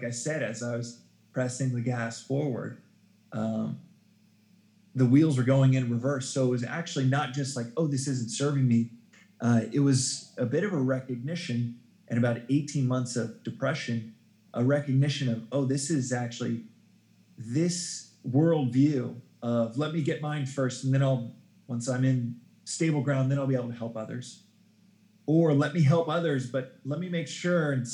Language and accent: English; Dallas, Texas, United States; moved away; also born or lived in South Africa; growing up in Dallas, Texas, a very Bible Belt